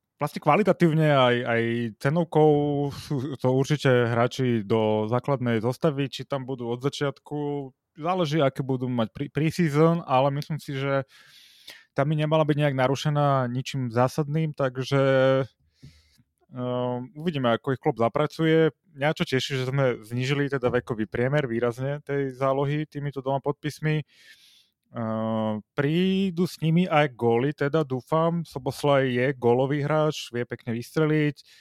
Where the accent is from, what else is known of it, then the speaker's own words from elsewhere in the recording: Slovakia; sme Slováci